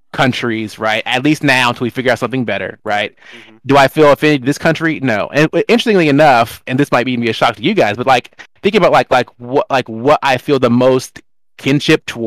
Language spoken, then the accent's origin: English; Seattle, Washington, United States; also born or lived in Charlotte, North Carolina; I'm from Seattle